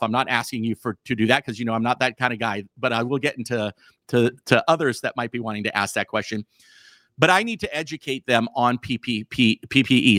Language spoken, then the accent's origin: English; California, United States; also born or lived in Montana; now in Missoula, Montana, United States; my body was born in, in California